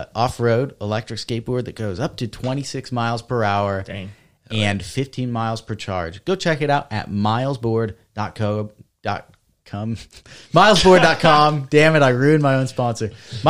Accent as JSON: {"language": "English", "country": "Australia", "said": "We eat it because we're from Australia and we're upside down."}